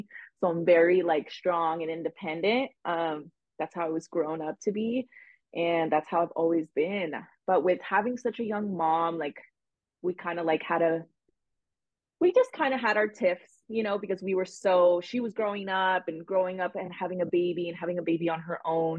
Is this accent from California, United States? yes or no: yes; Los Angeles, California, United States; I grew up in the San Fernando Valley, which is located like 15 minutes from Los Angeles